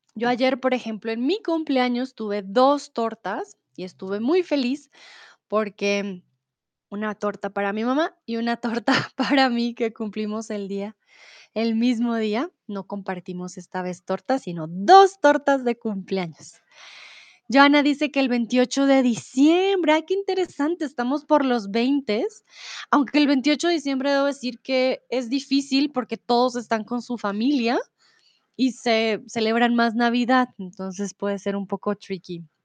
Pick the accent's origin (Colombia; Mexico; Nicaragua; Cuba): Colombia; Bogotá; soy de Colombia, de Bogotá